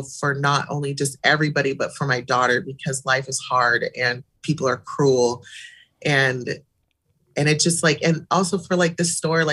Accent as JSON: {"language": "English", "town": "Eugene", "region": "Oregon", "country": "United States", "tie": "born or raised there", "said": "I was born and raised in Eugene"}